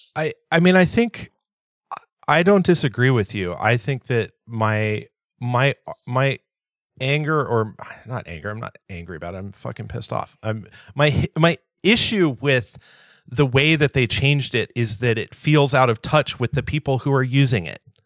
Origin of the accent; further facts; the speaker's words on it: Southern California, United States; I grew up in Southern California